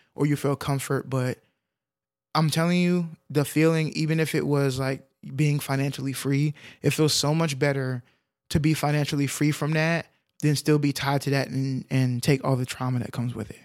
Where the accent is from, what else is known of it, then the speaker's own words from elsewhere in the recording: Texas, United States; we grew up in Texas